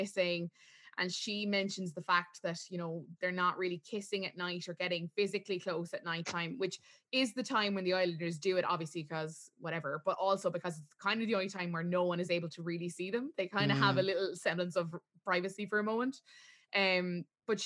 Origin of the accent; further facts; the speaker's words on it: Ireland; as Irish viewers